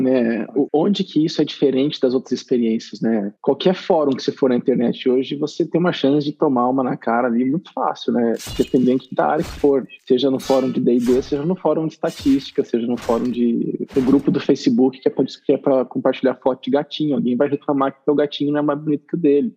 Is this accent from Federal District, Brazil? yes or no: no; Arapongas, Paraná, Brazil; eu cresci em Arapongas, no Paraná